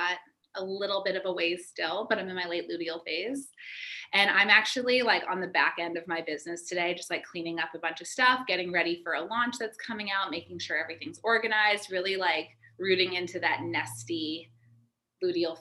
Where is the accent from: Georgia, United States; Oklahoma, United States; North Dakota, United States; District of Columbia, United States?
Georgia, United States; Atlanta; I grew up in Atlanta